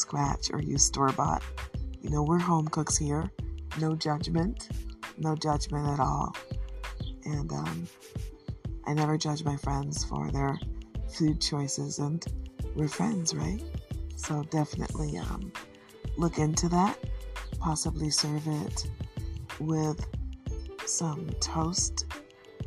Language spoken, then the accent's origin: English; Detroit, Michigan, United States; I am from Michigan, specifically Detroit, but my family, even though they've lived here for a generation before I was born, are Southern